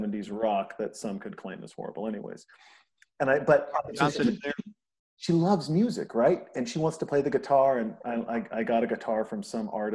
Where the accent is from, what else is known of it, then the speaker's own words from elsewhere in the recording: Bigfork, Montana, United States; I grew up in Big Fork, Montana